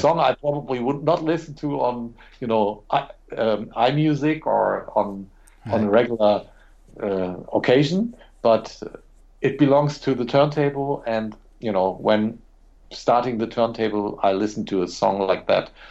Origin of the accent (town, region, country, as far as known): Germany